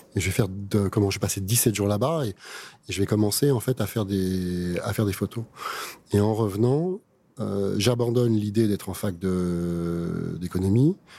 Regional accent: France; en tant que Français

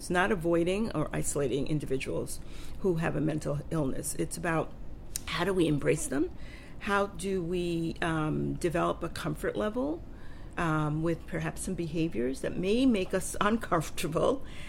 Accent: Panama; born there; I was born in Panama, and I've traveled to Panama

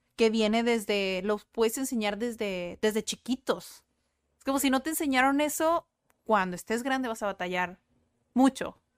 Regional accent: Mexico; first language Spanish; cómo somos los mexicanos

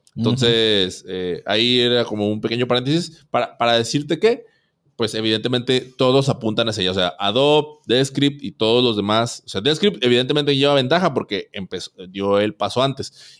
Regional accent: Monterrey, Nuevo León, Mexico; aquí en Monterrey, aquí en mi tierra.

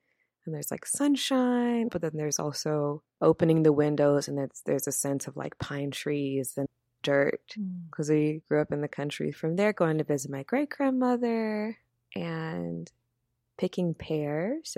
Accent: Louisiana, United States; also born or lived in Yokosuka, Japan / Columbia, Louisiana / Shreveport, Louisiana; I was born in Yokosuka, Japan, and then we moved from Yokosuka, Japan to Columbia, Louisiana, where my dad's side

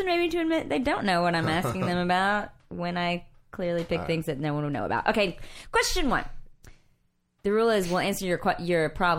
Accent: Minnesota, United States; I'm from the show me. I'm from Minnesota.

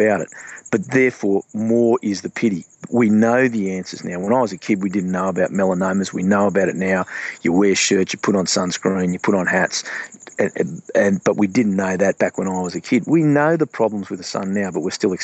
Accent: Australia

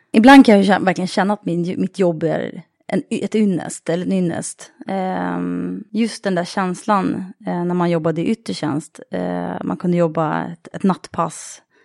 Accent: Sollentuna, Stockholm County, Sweden; norr om stan, eh, i Sollentuna är jag uppvuxen.

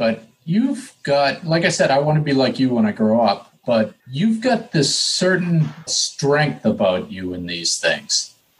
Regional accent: New England, United States; But, you know, I'm from New England.

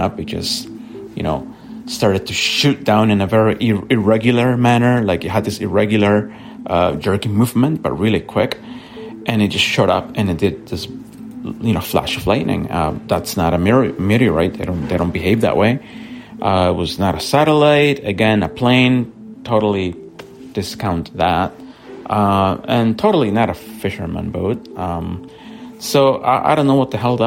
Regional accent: El Salvador; now in Vancouver, Canada; I was visiting El Salvador. That's where I'm from

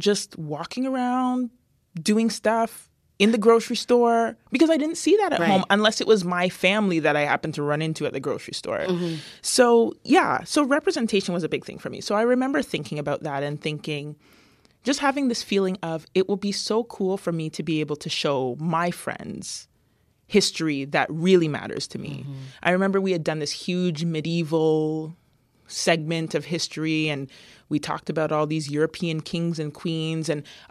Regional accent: London, United Kingdom; growing up in London, being one of the few black kids and, you know, maybe the only one in my class or the few in the school

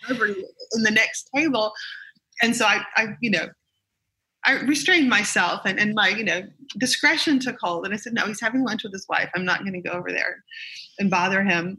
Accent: the South, United States; I'm a Southerner

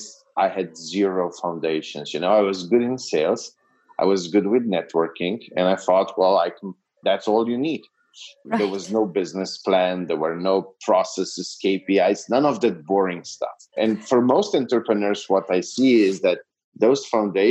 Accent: Slovenia; moved away as an adult; now in Serbia; I'm from Slovenia, which is a very small Eastern European country

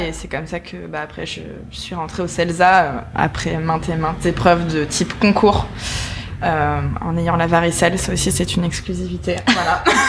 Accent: Nice, Provence-Alpes-Côte d'Azur, France; moved away as an adult; now in Paris, France; on vient de Nice

